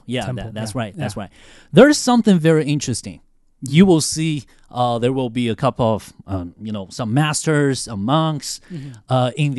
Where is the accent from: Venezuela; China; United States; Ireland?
China; Northwest China; I'm from Northwest.